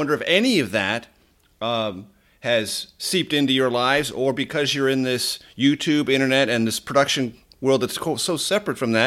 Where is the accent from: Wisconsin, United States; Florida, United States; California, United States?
California, United States; San Diego; I grew up in Southern California, San Diego